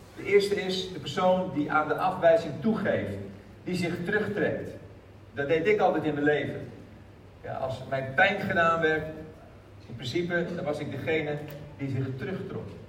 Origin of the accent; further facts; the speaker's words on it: Haarlem, North Holland, Netherlands; ik kom uit Haarlem